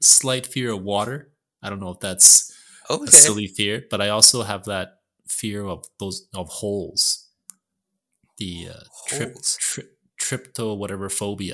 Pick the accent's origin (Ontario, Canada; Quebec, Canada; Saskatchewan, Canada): Quebec, Canada; Montreal; moved away; Montreal too, which is my hometown